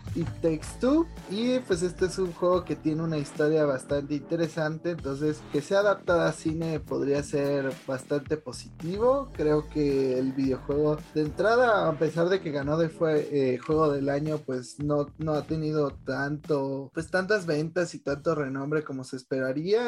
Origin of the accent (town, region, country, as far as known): Mexico